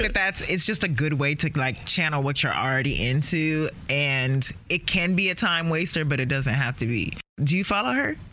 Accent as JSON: {"language": "English", "region": "Maryland", "country": "United States", "tie": "born or raised there", "also_born_or_lived": "Los Angeles", "said": "I was growing up in Maryland"}